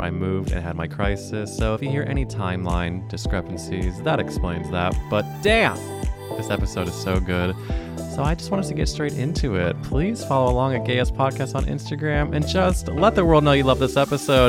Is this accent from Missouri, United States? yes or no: yes; St. Louis, Missouri, United States; now in New York City, United States; I'm from Saint Louis, Missouri